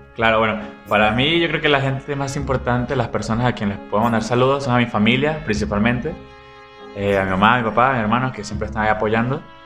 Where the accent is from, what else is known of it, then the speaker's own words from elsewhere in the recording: Venezuela; now in Guadalajara, Mexico; como venezolanos